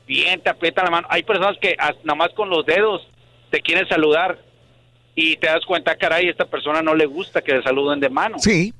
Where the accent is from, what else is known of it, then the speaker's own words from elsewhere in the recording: Mexico; moved away as an adult; also born or lived in Matamoros; now in United States; yo vengo de México, ya tengo más de 20 años aquí, en Estados Unidos. Y pues la costumbre que tenía yo en México, pues obviamente estamos hablando desde que pues, mis papás me educaban